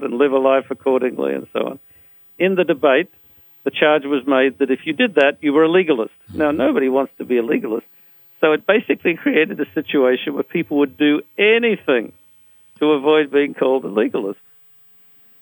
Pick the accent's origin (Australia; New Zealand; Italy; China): Australia; I'm an Australian of Anglo-Saxon origin